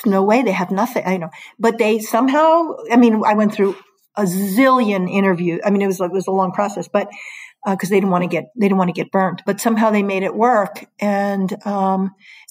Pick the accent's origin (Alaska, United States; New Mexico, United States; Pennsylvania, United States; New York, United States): New York, United States; moved away as an adult; now in Hartford, United States; I was from New York.